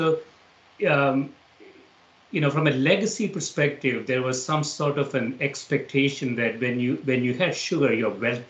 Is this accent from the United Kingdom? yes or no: no; South India, India; I grew up in South India, yes.